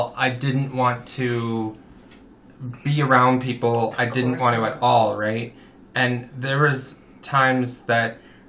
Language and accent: English; Saskatchewan, Canada; growing up in Saskatchewan